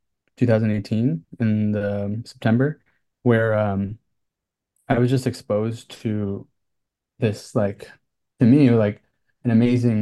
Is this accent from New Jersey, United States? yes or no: yes; New Jersey, United States; moved away as an adult; also born or lived in Philadelphia / Brooklyn; now in New York City, United States; I grew up in New Jersey